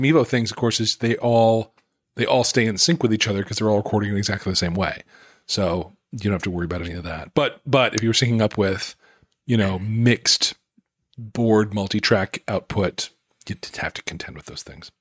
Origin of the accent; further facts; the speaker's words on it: Utah, United States; moved away; I grew up in Utah